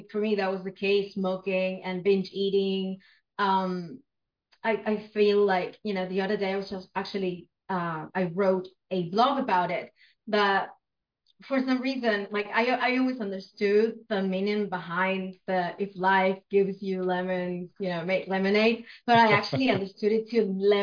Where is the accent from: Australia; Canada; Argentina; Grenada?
Argentina; Buenos Aires; first language Spanish; English is a second language; I'm from Argentina, Buenos Aires in particular